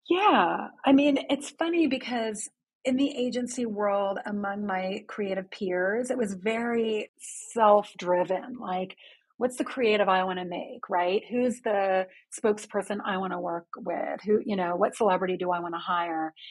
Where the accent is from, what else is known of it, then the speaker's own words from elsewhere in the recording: London, United Kingdom; also born or lived in Houston, Texas / United States; now in New York City, United States; I actually grew up in London, England